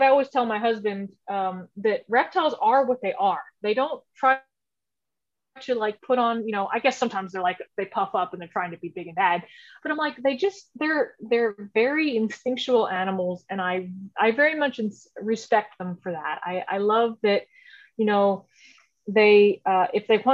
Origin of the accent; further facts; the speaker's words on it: Houston, Texas, United States; I grew up in Houston, Texas. I haven't gone far. So I grew up here